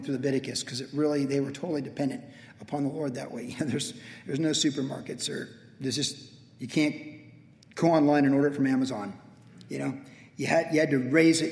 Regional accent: Vista, California, United States; I talked about growing up in Vista. Vista is a great place to grow fruit.

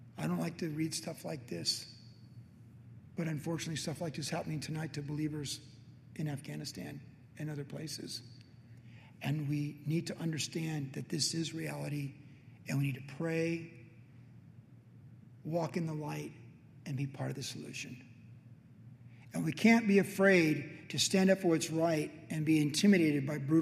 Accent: United States; also born or lived in Southern California

